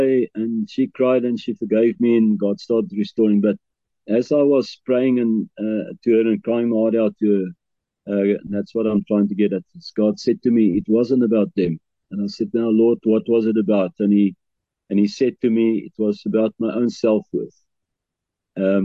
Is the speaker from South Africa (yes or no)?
yes; Bloemfontein, Free State, South Africa; moved away as an adult; also born or lived in KwaZulu-Natal; I grew up in Bloemfontein all my life